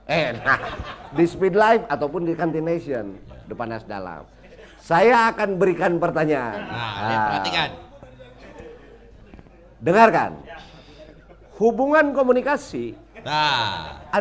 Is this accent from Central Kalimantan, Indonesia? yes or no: no; West Java, Indonesia; tapi karena saya orang Sunda, kita punya alat berkomunikasi